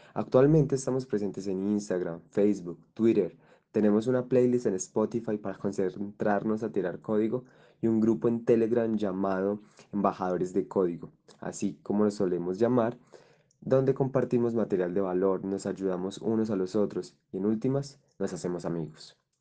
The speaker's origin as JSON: {"language": "Spanish", "country": "Colombia", "said": "soy un joven colombiano de 21 años"}